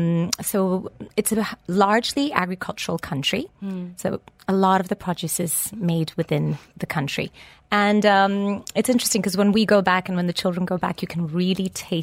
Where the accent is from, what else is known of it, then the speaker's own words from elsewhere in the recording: Lisbon, Portugal; English is a second language; moved away as an adult; now in United Kingdom; I was born and brought up in Lisbon and educated there as well. And then I met a very handsome, charming man that took me to the UK, and that's where I had my three children.